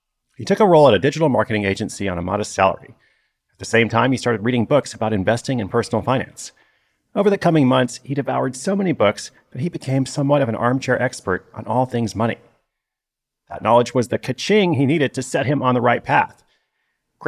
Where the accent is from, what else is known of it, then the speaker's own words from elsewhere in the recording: Portland, Oregon, United States; my hometown of Portland, Oregon